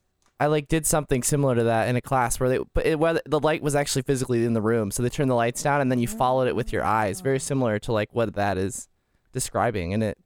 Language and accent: English; Manchester, Iowa, United States; I grew up in a town of 5,500 right here in the state of Iowa.